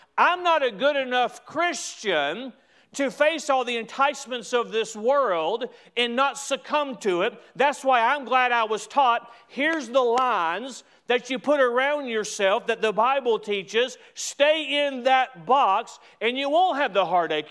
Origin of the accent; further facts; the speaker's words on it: United States; as an American